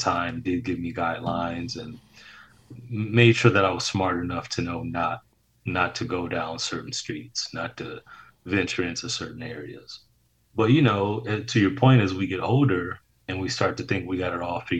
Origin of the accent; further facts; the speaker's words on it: Detroit, Michigan, United States; a kid born and raised in Detroit, Michigan